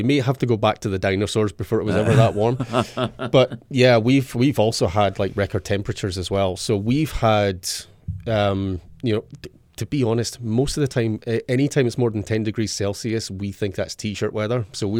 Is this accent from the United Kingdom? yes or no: yes; Scotland, United Kingdom; But as a Scotsman, you don't tend we tend to be pale blue in colour